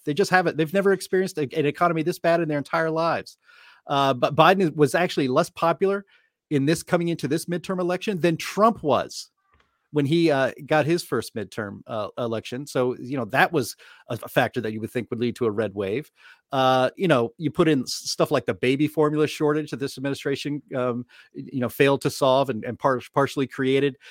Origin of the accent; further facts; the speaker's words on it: Pittsburgh, Pennsylvania, United States; I'm from Pittsburgh